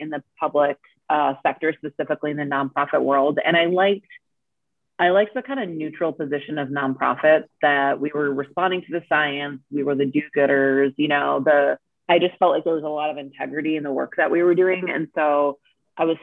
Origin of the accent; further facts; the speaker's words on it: Minnesota, United States; moved away as an adult; also born or lived in Washington, D.C.; I really started working in Minnesota, where I'm from